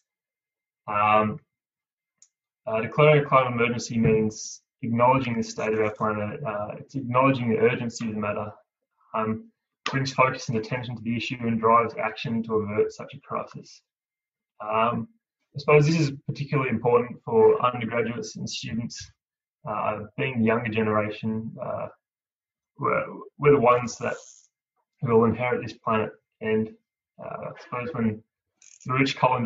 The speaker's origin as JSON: {"language": "English", "town": "Cooma", "region": "New South Wales", "country": "Australia", "tie": "born or raised there", "said": "I grew up on Ngarrio country. I'm from Cooma, the gateway to the Snowy Mountains"}